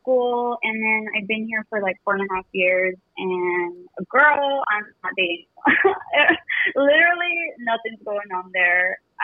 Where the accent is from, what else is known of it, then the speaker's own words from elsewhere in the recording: Imperial Valley, California, United States; moved away as an adult; now in Phoenix, United States; I'm 31. I live in Phoenix, but I'm originally from California.